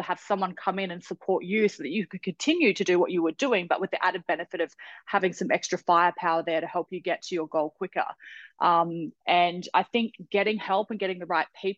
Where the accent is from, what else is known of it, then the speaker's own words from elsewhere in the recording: Australia; I'm an Australian entrepreneur